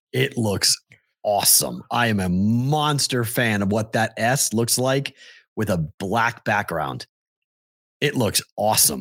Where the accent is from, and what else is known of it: Massachusetts, United States; born or raised there